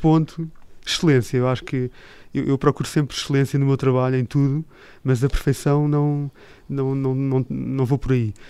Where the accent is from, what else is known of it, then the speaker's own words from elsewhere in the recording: Portugal; also born or lived in Switzerland / United States / Japan; eu sou português